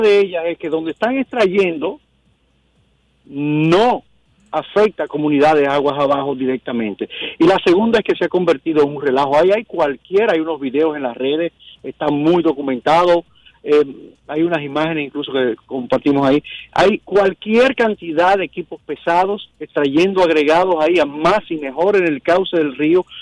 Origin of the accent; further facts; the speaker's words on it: Dominican Republic; Como ciudadano dominicano